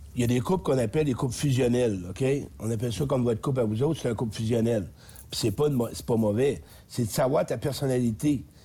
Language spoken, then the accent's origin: French; Beauce, Quebec, Canada; moved away; je descends en Beauce, mon patelin. Je voulais voir mes chums un peu, parce que je viens de là